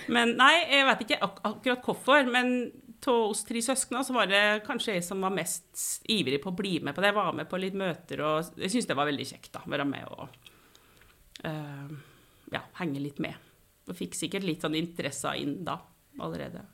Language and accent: Norwegian; Kvam, Innlandet, Norway; moved away as an adult; also born or lived in Trøndelag; now in Oslo, Norway; jeg bodde i Trøndelag til jeg var fire år, og så flytta vi til Kvam